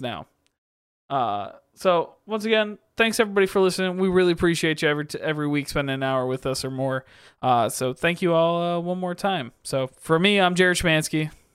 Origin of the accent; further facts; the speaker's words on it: Michigan, United States; also born or lived in Kansas; Growing up in Michigan